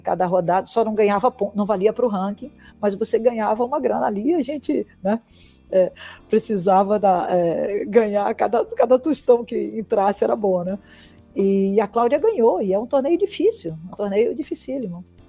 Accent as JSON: {"language": "Portuguese", "region": "Bahia", "country": "Brazil", "said": "Eu sou baiana"}